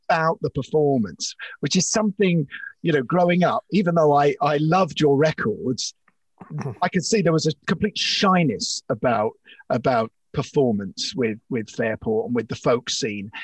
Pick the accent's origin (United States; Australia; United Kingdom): United Kingdom; London; I grew up in Islington on Essex Road